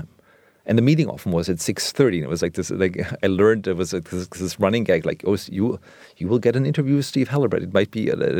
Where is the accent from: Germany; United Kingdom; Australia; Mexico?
Germany; I grew up in West Germany where American culture was so prominent in everything from television, movies, music.